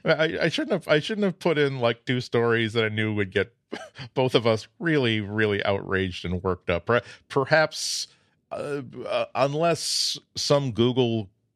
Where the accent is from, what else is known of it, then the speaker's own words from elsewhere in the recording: Massachusetts, United States; This is why people can't really place my accent, even though they know that I've lived within 30 minutes of Boston all my life. The hard R and the non-existent R kind of like neutralized each other.